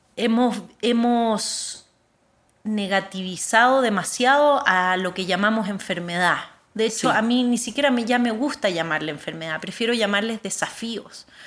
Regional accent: Chile; moved away as an adult; also born or lived in Bihar, India; Yo nací en Chile y ahí crecí, terminé la escuela

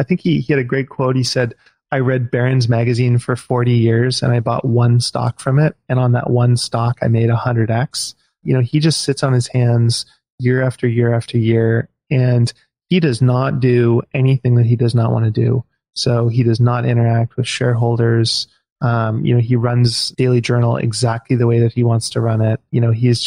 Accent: Vancouver, British Columbia, Canada; now in Victoria, Canada; I moved here when I was 15. I grew up in Vancouver.

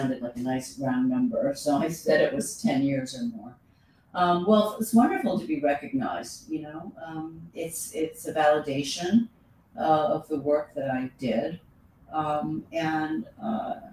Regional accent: United States; I'm born in America, I'm an American citizen

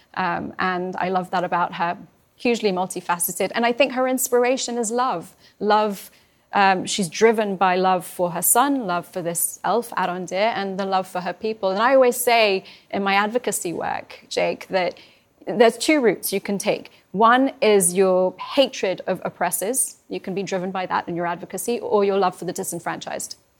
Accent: London, United Kingdom; also born or lived in Iran; I was born in Iran twenty days when, uh, uh, after the revolution, my parents had to escape. They were, um, political refugees opposed the Islamic Republic. Um, and I grew up in London

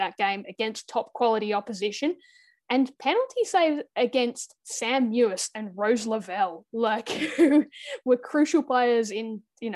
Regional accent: Australia; as an Aussie

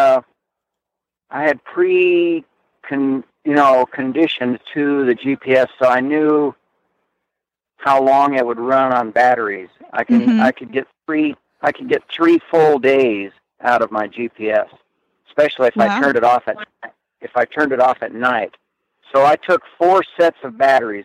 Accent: Wyoming, United States; moved away; also born or lived in central Idaho; I grew up in Wyoming

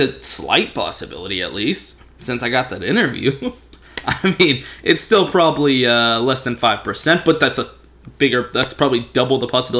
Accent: Texas, United States; I'm a Texan

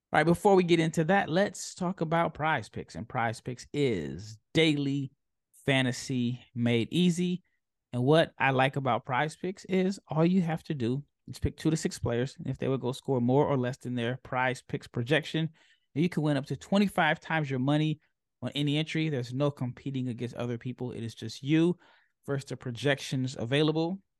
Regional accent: Omaha, Nebraska, United States; I'm from Omaha

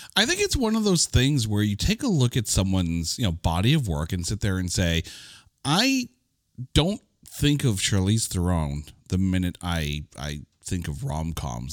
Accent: Canada; I, I'm Canadian

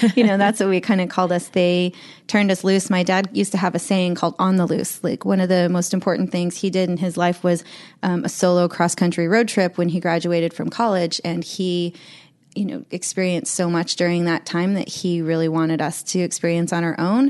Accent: Columbia Falls, Montana, United States; also born or lived in Medford, Oregon; I was raised in Glacier

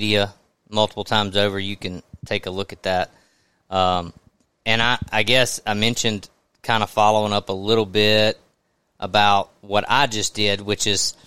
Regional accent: the South, United States; I grew up in the South

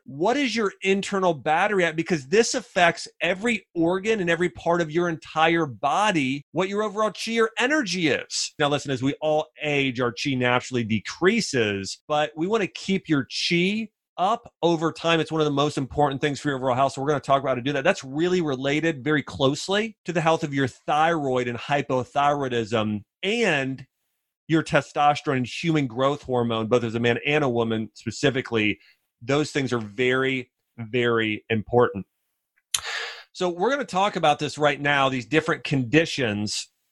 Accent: Ohio, United States; moved away as an adult; also born or lived in Nashville; Now I grew up in the North in Ohio

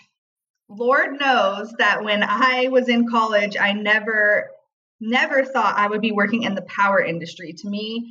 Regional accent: Long Beach, California, United States; I grew up in Long Beach, California

